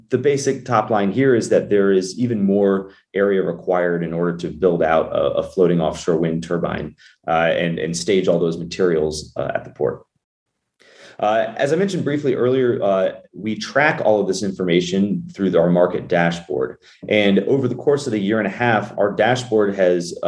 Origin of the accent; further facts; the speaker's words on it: Virginia, United States; Down in Virginia, my home state